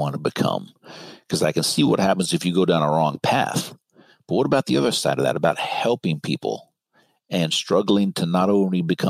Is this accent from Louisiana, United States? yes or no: no; Marin, California, United States; I grew up in Marin